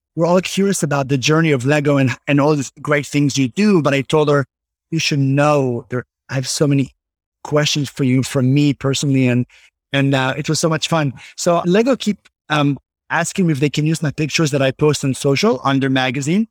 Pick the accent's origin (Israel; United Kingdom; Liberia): Israel; moved away as an adult; now in Tenafly, United States; growing up in Israel